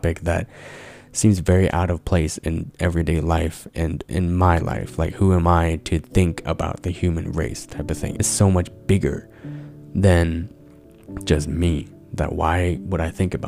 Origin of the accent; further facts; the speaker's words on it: Abbotsford, British Columbia, Canada; I grew up in Abbotsford in predominantly white schools as one of the very few Asian kids